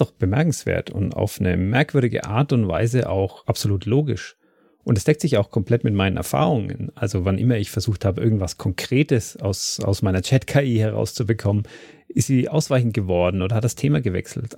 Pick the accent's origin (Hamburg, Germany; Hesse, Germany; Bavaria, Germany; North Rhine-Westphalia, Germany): Bavaria, Germany; Dietenhofen; Diedenhofen ist mein Heimatort